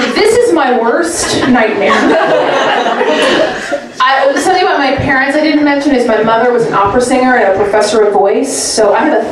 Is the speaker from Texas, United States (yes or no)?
no; Oklahoma City, Oklahoma, United States; moved away as an adult; also born or lived in Georgia; now in New York City, United States; I'm originally from Oklahoma City. I grew up my whole life there. But, you know, right now I live in New York City.